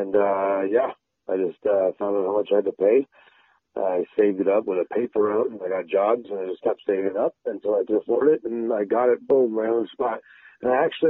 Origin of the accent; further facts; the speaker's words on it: Windsor, Ontario, Canada; I was born and raised in Windsor